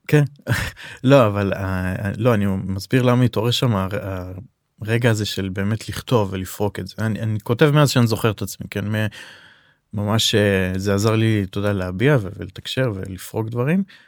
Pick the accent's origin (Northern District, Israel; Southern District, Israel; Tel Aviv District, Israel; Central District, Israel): Northern District, Israel; Safed; אנחנו גדלנו בצפת שנינו